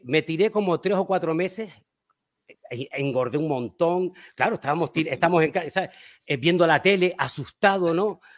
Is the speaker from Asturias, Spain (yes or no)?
no; Canary Islands, Spain; yo soy de las Islas Canarias, en España